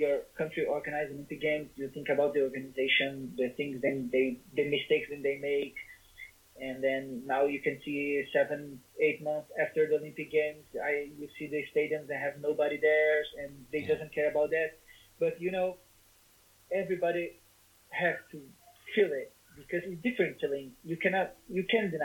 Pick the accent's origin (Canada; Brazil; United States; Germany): Brazil; English is a second language